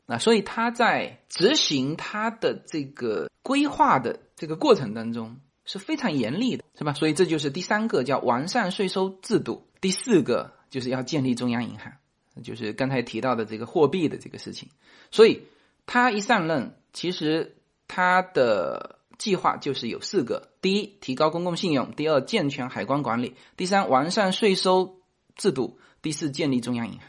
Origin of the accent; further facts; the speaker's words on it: China; 我们中国人曾经持有美国国债最多